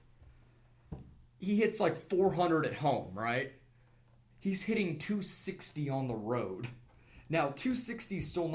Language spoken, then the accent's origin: English; Kansas City, United States; I'm from Kansas City. I lived there. That was my senior year of high school